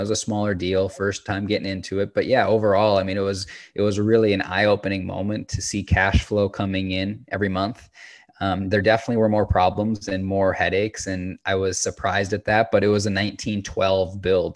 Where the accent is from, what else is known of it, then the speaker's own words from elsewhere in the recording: Minnesota, United States; moved away as an adult; also born or lived in Salt Lake City, Utah; I grew up in Minnesota, and after high school, I transitioned to Salt Lake City to commit to this career